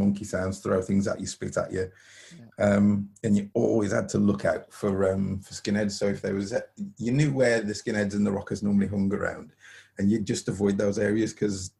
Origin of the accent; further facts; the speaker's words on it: United Kingdom; I'm black Afro-Caribbean, born in Britain